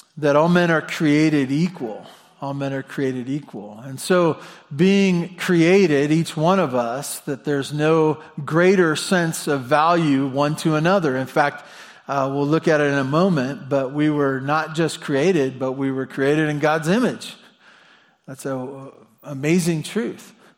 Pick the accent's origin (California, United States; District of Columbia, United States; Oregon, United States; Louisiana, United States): California, United States; Santa Barbara; I was born in Santa Barbara at Cottage Hospital